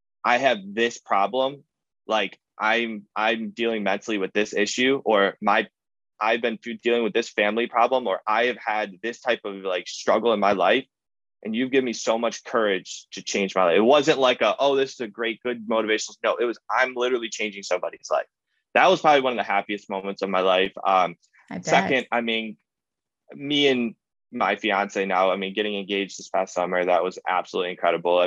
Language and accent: English; Cleveland, Ohio, United States; I'm from Cleveland.